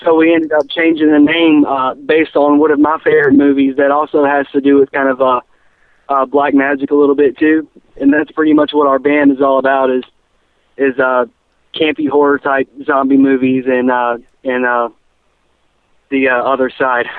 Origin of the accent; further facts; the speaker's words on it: Charlotte, North Carolina, United States; We're from the Charlotte area